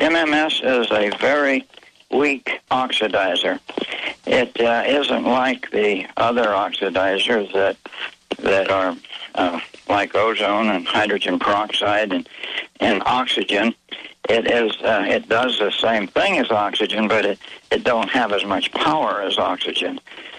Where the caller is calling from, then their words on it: Mexico; This is Mexico.